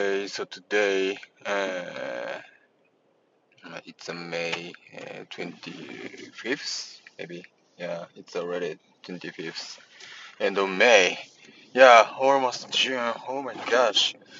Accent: near Sakakibara Onsen, Mie, Japan; English is a second language; moved away; one of the very famous hot springs is located in very close to my hometown, so which is called Sakakibara Onsen, Sakakibara Hot Spring.

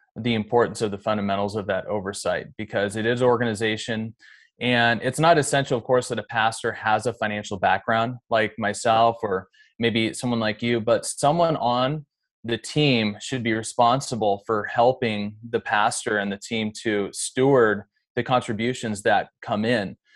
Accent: Seattle, Washington, United States; also born or lived in Bremerton / Olympic Peninsula; I'm more from, you know, the greater Seattle area

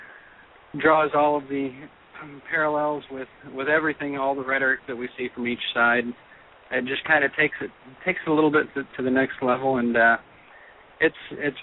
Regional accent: Texas, United States; I'm from Texas

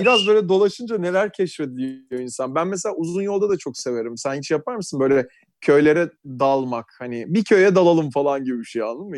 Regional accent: Istanbul, Turkey; Tarabyalıyım. yirmi sene Tarabya'da yaşadım.

